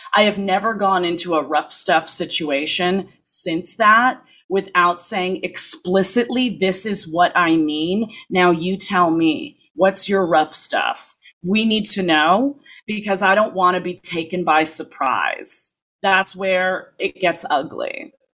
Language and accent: English; Toronto, Ontario, Canada; moved away as an adult; also born or lived in New York, United States; growing up in Toronto